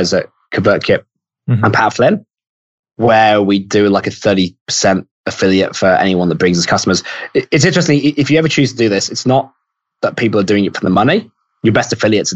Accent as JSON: {"language": "English", "country": "United Kingdom", "moved": "yes", "lives_now": "Australia", "said": "I'm British and I'm in Australia"}